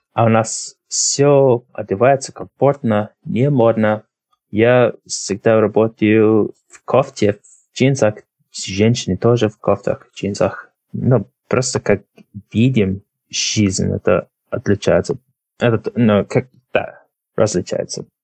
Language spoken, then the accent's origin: Russian; Drogheda, Leinster, Ireland; Russian is a second language; Я родился в Трахеде. Мне сейчас 29. Но родился в Трахеде. Мне мама из Дублина, папа тоже из Трахеди. И я ходил в школу здесь. И всю жизнь почти жил здесь, в Трахеде.